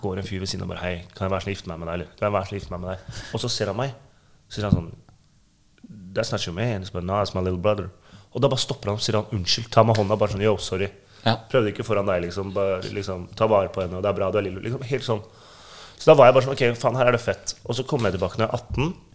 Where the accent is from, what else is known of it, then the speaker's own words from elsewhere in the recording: Oslo, Norway; jeg er fra Grünerløkka.